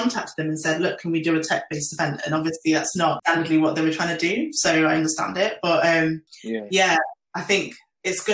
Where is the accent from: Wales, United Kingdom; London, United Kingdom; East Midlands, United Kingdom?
East Midlands, United Kingdom; Nottingham; I grew up in Nottingham